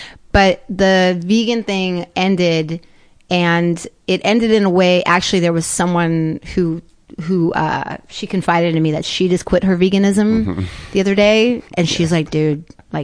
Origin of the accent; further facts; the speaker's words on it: Palm Springs, California, United States; I grew up in Palm Springs